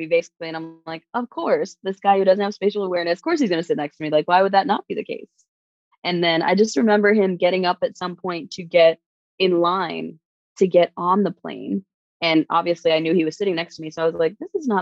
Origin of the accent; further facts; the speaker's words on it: New York, United States; moved away as an adult; now in Germany; I'm originally from New York